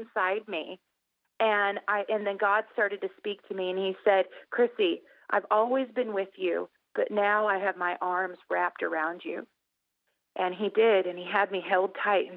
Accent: Indiana, United States; I'm from Indiana

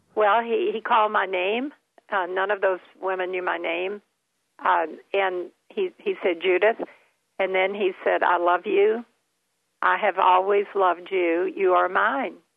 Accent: Kentucky, United States; also born or lived in Florida; we moved to Florida every year from Kentucky because I couldn't get through the winters in Kentucky

